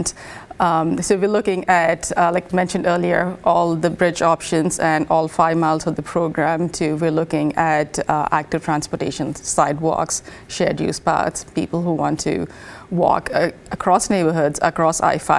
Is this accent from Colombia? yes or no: no; India; now in United States; transit was always available where I grew up in India.